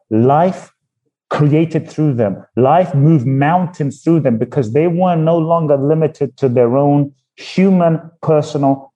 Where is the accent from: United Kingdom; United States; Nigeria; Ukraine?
United Kingdom; London; born or raised there; also born or lived in Ghana